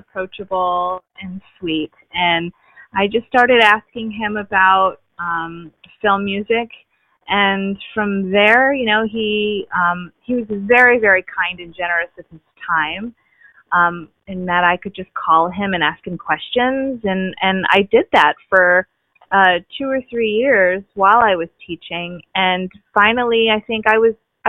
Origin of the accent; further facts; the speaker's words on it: Baltimore, Maryland, United States; moved away as an adult; also born or lived in Pennsylvania / upstate New York; now in Los Angeles, United States; I am originally from Baltimore, Maryland. Born and raised there